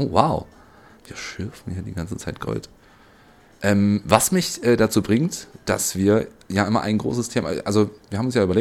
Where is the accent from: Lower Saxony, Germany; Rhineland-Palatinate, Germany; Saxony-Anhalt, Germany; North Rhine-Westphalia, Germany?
Saxony-Anhalt, Germany; Magdeburg; now in Leipzig, Germany; ich komme eigentlich aus Magdeburg. ähm, also für die, die es nicht kennen, ist die Landeshauptstadt von Sachsen-Anhalt.